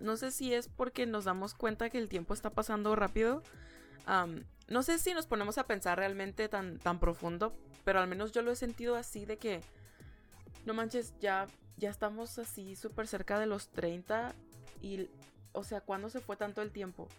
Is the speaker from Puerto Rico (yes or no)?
no; Ciudad Juárez, Chihuahua, Mexico; moved away as an adult; now in United States; las personas en Juárez, de donde soy yo